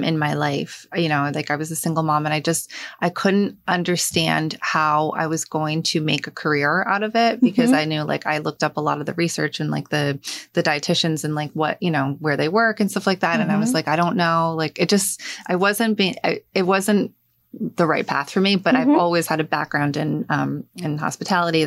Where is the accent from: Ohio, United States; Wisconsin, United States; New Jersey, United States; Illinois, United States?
New Jersey, United States; Hazlet; When I was growing up, I grew up in Hazlitt. Mm-hmm. And same thing, I moved here, I was 7